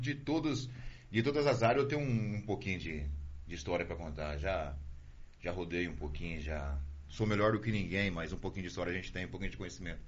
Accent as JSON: {"language": "Portuguese", "town": "Sarandi", "region": "Paraná", "country": "Brazil", "tie": "born or raised there", "also_born_or_lived": "Santa Fé", "said": "Eu sou daqui de Sarandi, nascido aqui. Depois nós fui para Santa Fé"}